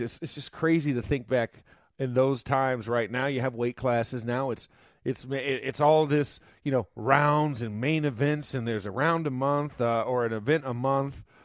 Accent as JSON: {"language": "English", "region": "Florida", "country": "United States", "tie": "born or raised there", "said": "my home state is uh, is known for these crazy uh, accusations"}